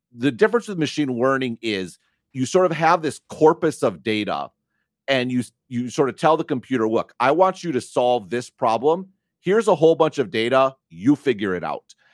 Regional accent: near Madison, Wisconsin, United States; I grew up near Madison, Wisconsin

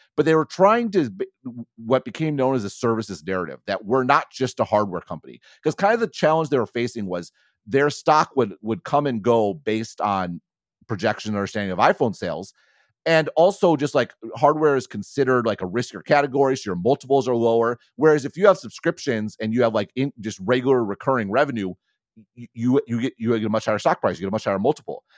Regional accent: United States; moved away; I'm also an American

